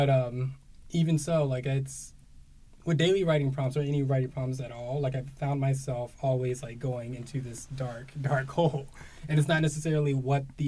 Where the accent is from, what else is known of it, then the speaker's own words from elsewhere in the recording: Huntsville, Alabama, United States; moved away as an adult; also born or lived in San Francisco; now in Providence, United States; being born and raised in Alabama, mm-hmm. right, like it's very secluded